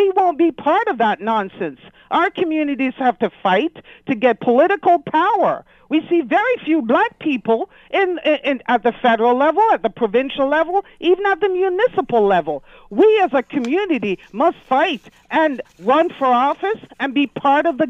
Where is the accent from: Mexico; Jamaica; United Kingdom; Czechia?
Jamaica; now in Canada; I'm a black Canadian, I was born in Jamaica, I came here